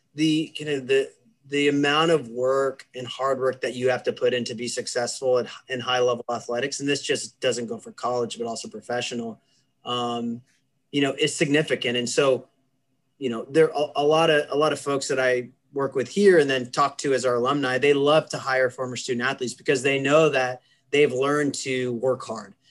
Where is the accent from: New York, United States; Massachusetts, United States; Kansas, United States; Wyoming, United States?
Kansas, United States; moved away as an adult; I grew up in the center of the United States in a, in, in a state called Kansas